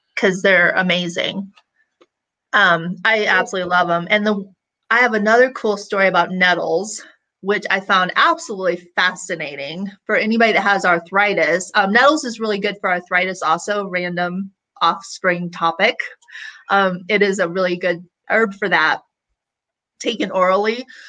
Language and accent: English; Illinois, United States; I grew up in Illinois, we would pick those and suck on those flowers all day